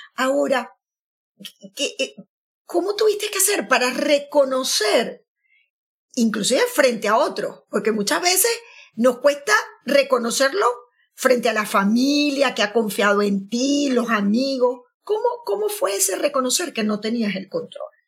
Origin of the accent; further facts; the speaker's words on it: Maracaibo, Zulia, Venezuela; now in Bergamo, Italy; yo me voy a, a mi Maracaibo, a, la tierra. Aunque, aunque también ahora digo Bérgamo, ¿no? En Italia, donde, donde estoy viviendo.